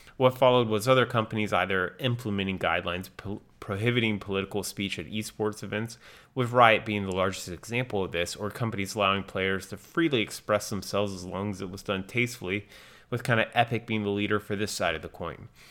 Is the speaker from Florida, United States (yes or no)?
no; North Carolina, United States; moved away; I was on vacation in my home state of North Carolina